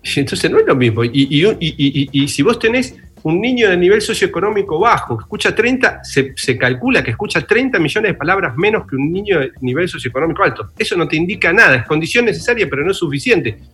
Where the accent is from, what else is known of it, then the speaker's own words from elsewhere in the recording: Bernal, Buenos Aires Province, Argentina; nací en una familia de clase media, en un barrio de Bernal, divino, crié en un lugar hermoso